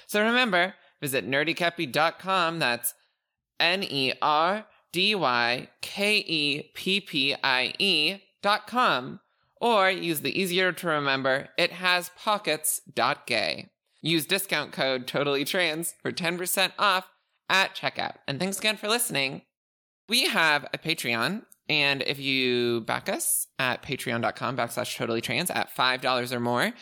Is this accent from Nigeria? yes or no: no; Canada; I am Canadian